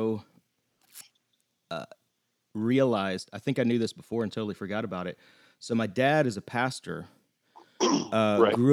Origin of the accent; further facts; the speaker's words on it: the South, United States; moved away as an adult; also born or lived in Atlanta, Georgia / Florida; I was born in Atlanta and only lived in Georgia and Florida until I moved here.